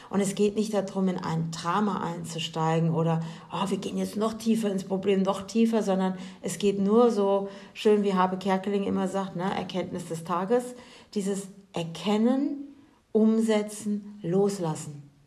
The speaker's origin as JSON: {"language": "German", "country": "Germany", "said": "ich als Deutsche"}